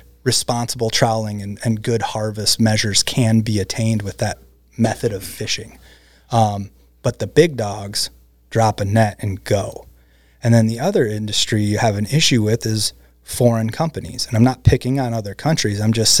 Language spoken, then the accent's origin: English; Midwest, United States; You know, the fields where I grew up in the Midwest, they used to turn over every year.